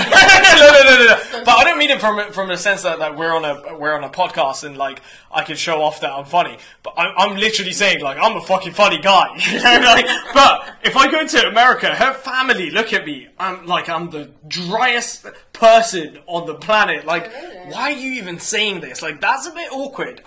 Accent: Iran; I was born in Iran

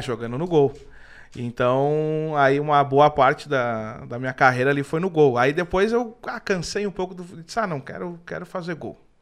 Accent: Rio Grande do Sul, Brazil; eu também, por ser gaúcho, tem muita galera que acha que eu não sou gaúcho

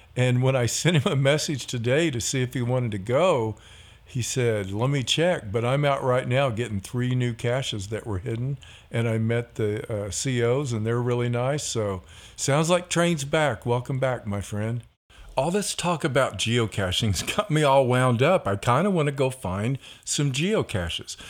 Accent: Missouri, United States; we are from Missouri

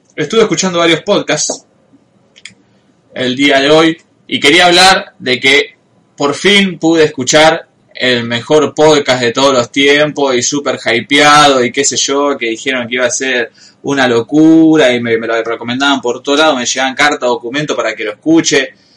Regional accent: Rosario, Santa Fe, Argentina; como rosarino no lo escuchamos. Pero supuestamente no pronunciamos las S al final

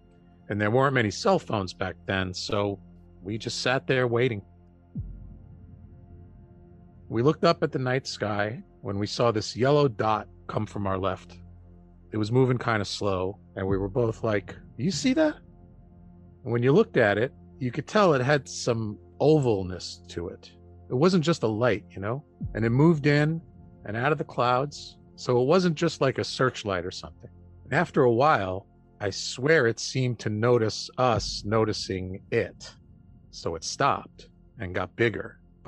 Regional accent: Michigan, United States; Yeah. I grew up in Michigan. It must be something in the water up there or something.

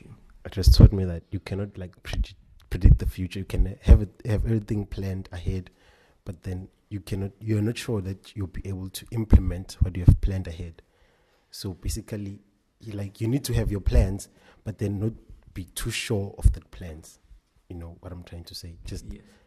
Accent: Mpumalanga, South Africa; I'm from Mpumalanga in Betau

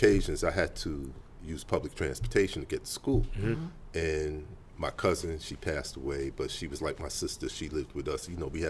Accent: New York City, New York, United States; I'm right here in the Bronx, bro.

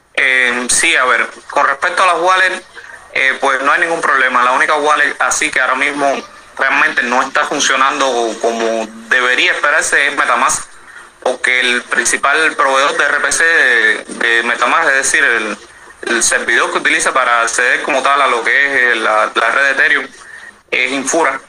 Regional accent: Cuba; Soy cubano

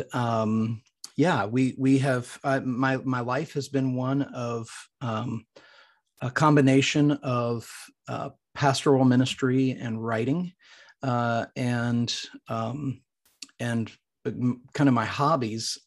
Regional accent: Midwest, United States; now in Franklin, United States; I'm a from the Midwest. It's where I grew up.

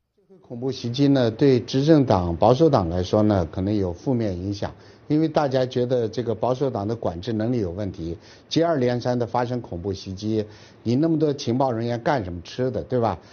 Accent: China; 我们中国人

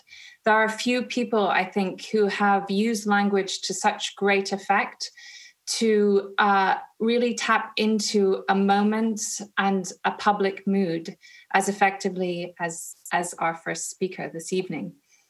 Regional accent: Munster, Ireland; also born or lived in Canada / India; I'm Canadian. And of course, we grew up in Ireland and emigrated to Canada and then went off to live in India.

